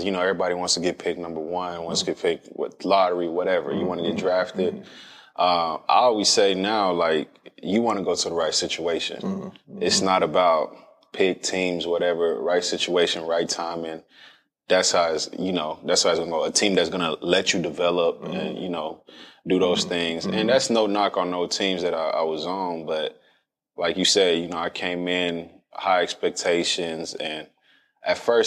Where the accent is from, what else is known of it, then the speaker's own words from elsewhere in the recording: Dallas, Texas, United States; I'm from Dallas